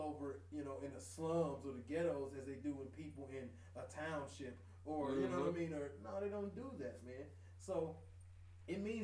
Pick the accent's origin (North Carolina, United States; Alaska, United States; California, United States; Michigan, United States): Michigan, United States; Detroit; I'm from Detroit